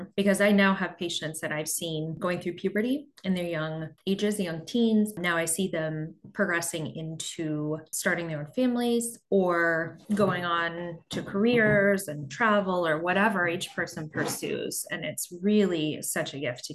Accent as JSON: {"language": "English", "region": "Midwest", "country": "United States", "also_born_or_lived": "Nashville, Tennessee", "moved": "as an adult", "lives_now": "Pennsylvania, United States", "said": "we are both from the Midwest"}